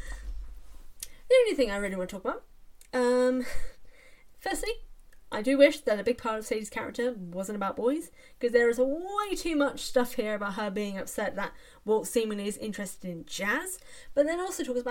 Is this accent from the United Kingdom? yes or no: yes; England, United Kingdom; as an English person